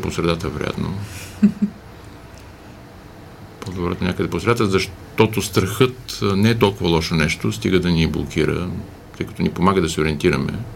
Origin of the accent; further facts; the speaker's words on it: Bulgaria; ние се разпознаваме като българи